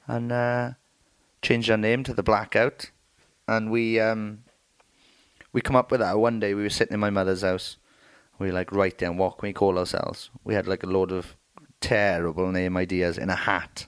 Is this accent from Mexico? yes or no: no; Merthyr Tydfil, Wales, United Kingdom; I'm from Merthyr Tydfil